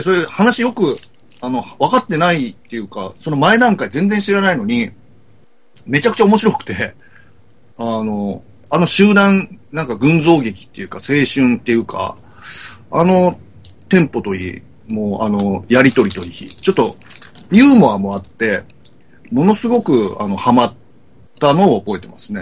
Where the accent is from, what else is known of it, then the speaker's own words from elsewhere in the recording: Okayama, Japan; moved away; 岡山出身なんで、高校まで、両親北九州なんですけど